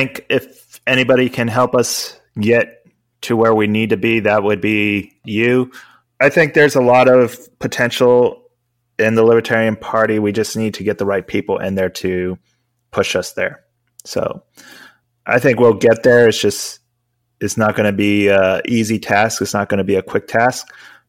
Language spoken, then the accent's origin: English; Spain; I grew up outside of the country. I grew up in Spain, and we had universal healthcare